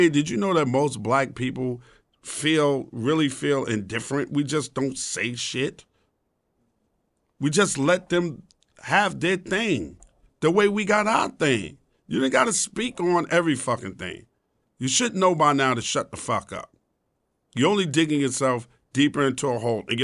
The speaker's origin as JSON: {"language": "English", "region": "the South", "country": "United States", "said": "I've been called a coon. I'm from the South."}